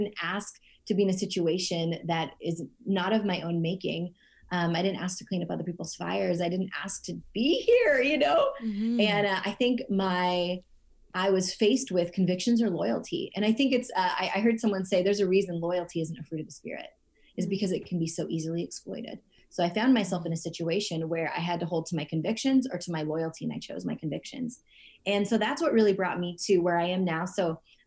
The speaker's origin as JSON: {"language": "English", "country": "United States", "tie": "born or raised there", "also_born_or_lived": "India", "said": "I was adopted just shy of my second birthday to the States, and I grew up in an all white community"}